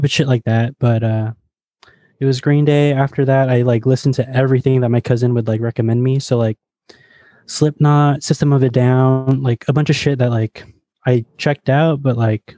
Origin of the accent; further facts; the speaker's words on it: Fremont, California, United States; a metalcore band from my hometown, like Fremont